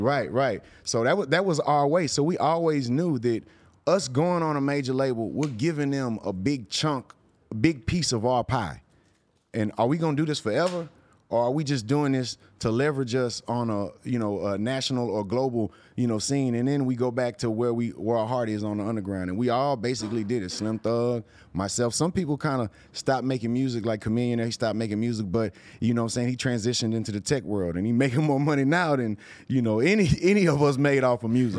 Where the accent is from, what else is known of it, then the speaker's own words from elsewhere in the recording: Houston, Texas, United States; growing up in Houston, it was a screwed up city